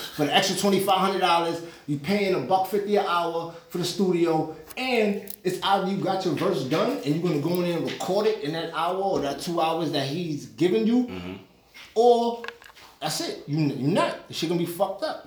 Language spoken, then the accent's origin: English; New York City, New York, United States; also born or lived in Staten Island; I'm from East New York